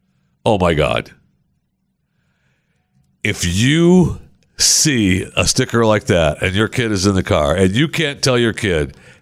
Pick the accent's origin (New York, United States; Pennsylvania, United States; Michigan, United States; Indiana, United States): Michigan, United States; born there; I was born in Michigan, man. We hate Ohio, okay?